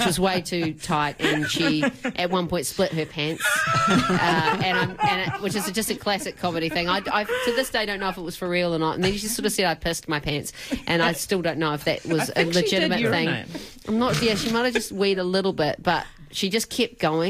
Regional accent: New Zealand; born or raised there

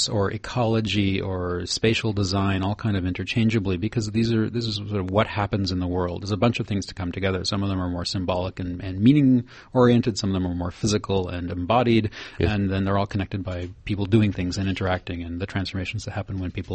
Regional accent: Canada; I come from Canada

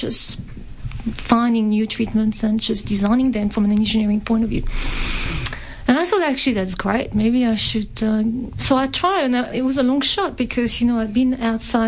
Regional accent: France; accent: French; English is a second language; moved away as an adult; also born or lived in Clermont-Ferrand, France; now in Melbourne, Australia; as you can tell from the accent, I was born in France and I studied in France

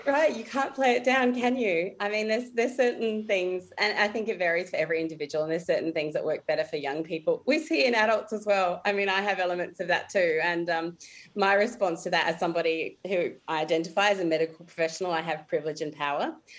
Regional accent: Adelaide, South Australia, Australia; also born or lived in Alice Springs / Mackay; I'm from Adelaide originally, and that's where I work at the moment

